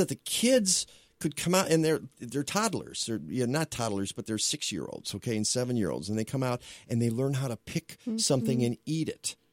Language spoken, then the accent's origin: English; Detroit, Michigan, United States; my hometown